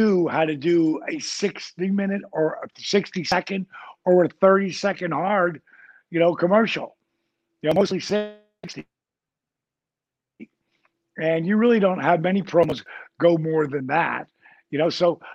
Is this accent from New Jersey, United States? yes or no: yes; New Jersey, United States; I grew up in Jersey.